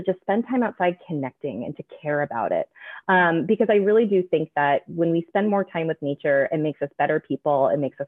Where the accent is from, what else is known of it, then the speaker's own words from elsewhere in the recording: Midwest, United States; now in Pacific Northwest, United States; I grew up in the Midwest